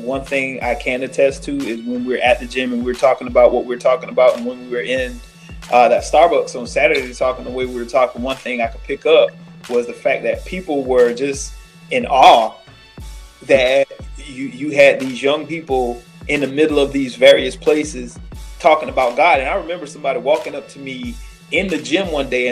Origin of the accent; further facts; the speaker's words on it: Florida, United States; moved away; I'm from Florida